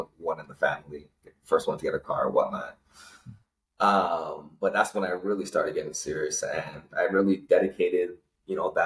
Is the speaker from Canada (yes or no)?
yes; Toronto, Ontario, Canada; also born or lived in Malvern; I was born and raised in Scarborough